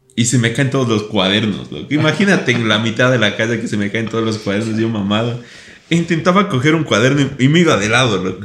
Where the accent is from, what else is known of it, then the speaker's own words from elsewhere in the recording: Ecuador; como buen ecuatoriano